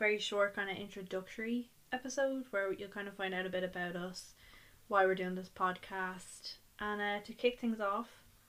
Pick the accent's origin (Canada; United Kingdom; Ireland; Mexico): Ireland; We're from Ireland.